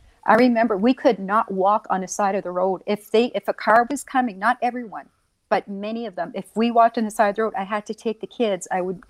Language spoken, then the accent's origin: English; Rexton, New Brunswick, Canada; I was born in Rexton, New Brunswick, in Canada. And I was born to a Native woman and an unknown father.